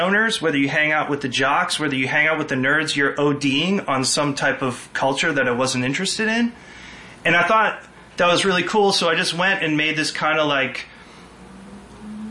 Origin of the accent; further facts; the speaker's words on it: Lawrence, Massachusetts, United States; also born or lived in New Hampshire / New York; now in Connecticut, United States; I grew up in Lawrence, Mass, and then my parents moved to New Hampshire